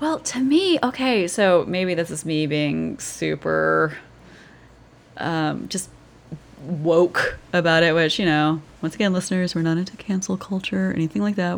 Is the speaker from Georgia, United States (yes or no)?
yes; Georgia, United States; moved away; I grew up in Georgia